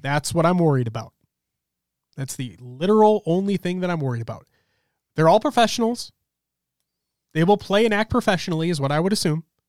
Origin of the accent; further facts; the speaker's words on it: Minnesota, United States; I hate the cold in Minnesota. I've lived here my entire life